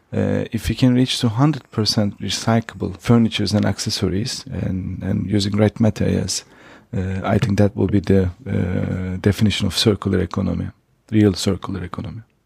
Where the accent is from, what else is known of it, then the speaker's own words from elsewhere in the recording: Turkey; moved away as an adult; also born or lived in Switzerland; now in Austria; I'm from Turkey. Uh, I was born and raised in Turkey